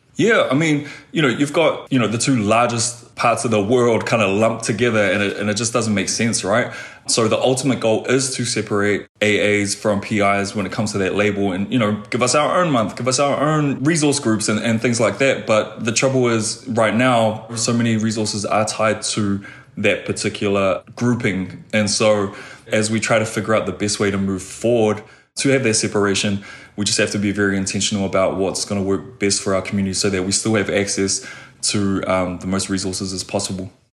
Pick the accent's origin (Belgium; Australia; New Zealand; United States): New Zealand; moved away; coming from Aotearoa, New Zealand, and I was born and raised in Pacific communities